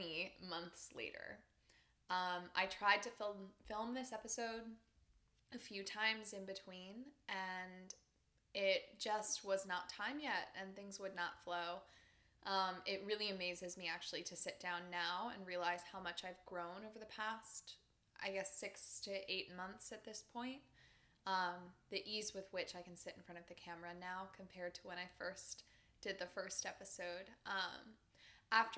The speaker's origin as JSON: {"language": "English", "region": "Pennsylvania", "country": "United States", "tie": "born or raised there", "moved": "as an adult", "said": "I was still living in Pennsylvania at the time, and as I had said before, I had been living very nomadically before that, but I was at a rest period in my hometown"}